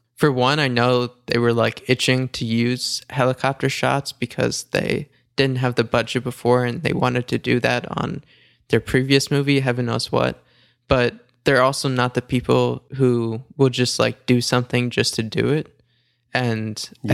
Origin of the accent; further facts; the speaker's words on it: New York, United States; I'm from New York